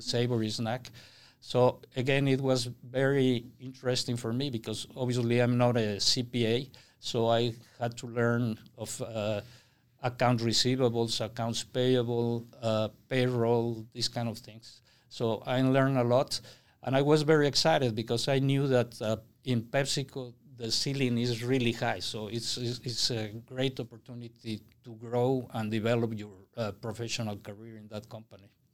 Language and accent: English; Mexico City, Mexico; moved away; I was born and raised in Mexico City